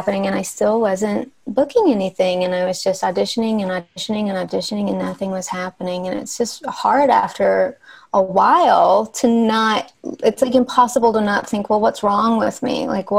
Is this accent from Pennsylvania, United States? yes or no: no; Arkansas, United States; moved away as an adult; now in Los Angeles, United States; I'm from Arkansas. Yeah. Okay. So I moved to LA when I went to USC for college.